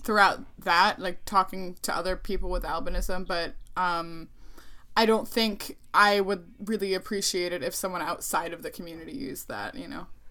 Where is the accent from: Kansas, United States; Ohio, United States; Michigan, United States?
Ohio, United States; I didn't grow up in Puerto Rico. I grew up in the United States. I grew up in Ohio